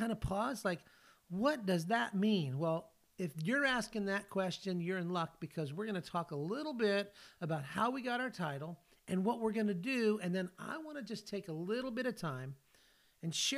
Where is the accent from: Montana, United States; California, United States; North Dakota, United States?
California, United States; moved away as an adult; now in Tennessee, United States; I live in Tennessee, but I grew up in California